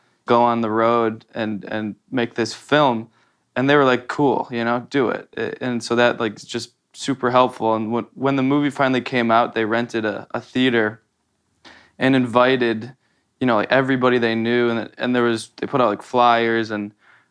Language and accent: English; Wisconsin, United States; a really cool old theater in my hometown in Wisconsin.